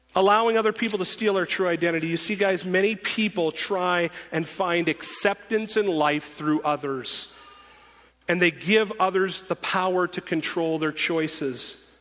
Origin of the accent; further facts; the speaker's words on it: North Dakota, United States; I'm from North Dakota